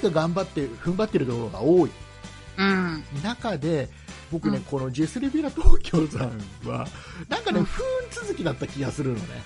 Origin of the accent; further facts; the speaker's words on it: Kisarazu, Chiba, Japan; 木更津ね僕の地元